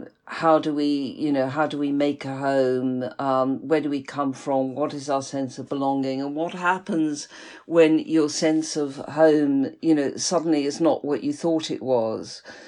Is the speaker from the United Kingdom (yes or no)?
yes; Liverpool, North West England, United Kingdom; moved away as an adult; now in London, United Kingdom; I'm from Liverpool, yeah, which is a sort of, you know, quite a strong sort of, you know, geographical identity.